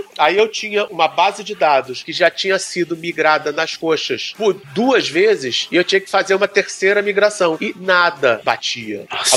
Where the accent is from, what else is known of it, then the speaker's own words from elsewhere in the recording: Brazil; Como bom brasileiro